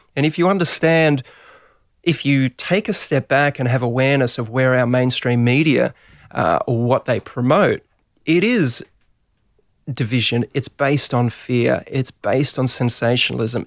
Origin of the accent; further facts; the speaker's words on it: Gold Coast, Queensland, Australia; moved away; also born or lived in Melbourne / Sydney; I was a surfer from the Gold Coast